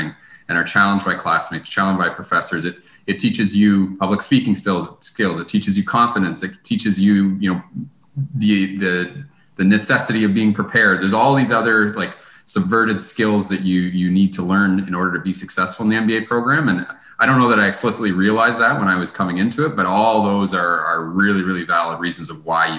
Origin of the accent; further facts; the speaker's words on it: Kincardine, Ontario, Canada; I grew up in Kincardine, Ontario, which is a little small town just north of London